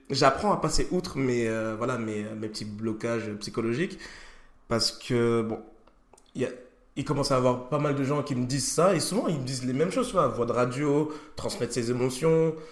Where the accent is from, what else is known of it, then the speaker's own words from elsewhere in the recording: Malzéville, Grand Est, France; Je viens de Malzéville moi.